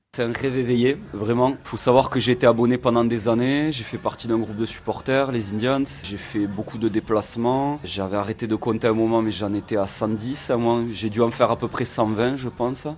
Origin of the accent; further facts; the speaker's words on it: Muret, Occitania, France; moved away as an adult; also born or lived in Toulouse; now in Lisbon, Portugal; Je suis né à Toulouse, j'ai grandi à, à Muret